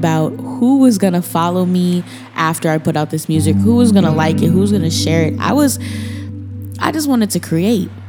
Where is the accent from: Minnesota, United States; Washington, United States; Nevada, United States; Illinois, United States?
Minnesota, United States; moved away as an adult; now in Portland, United States; I'm from Minnesota